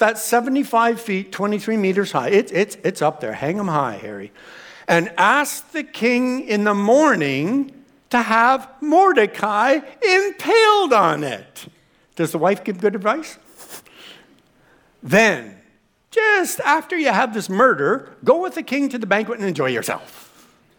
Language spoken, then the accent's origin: English; Canada; we're Canadian